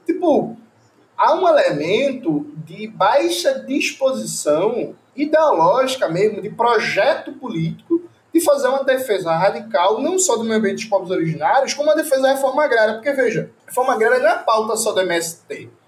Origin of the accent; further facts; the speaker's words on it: Pernambuco, Brazil; eu sou de Pernambuco